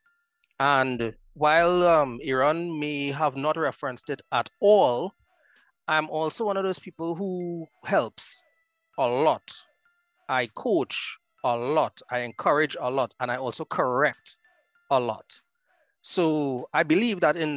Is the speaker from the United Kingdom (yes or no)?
no; Marabella, Trinidad & Tobago; born and raised in Marbella